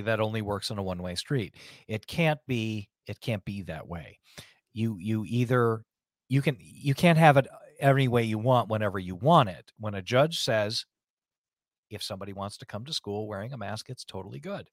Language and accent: English; United States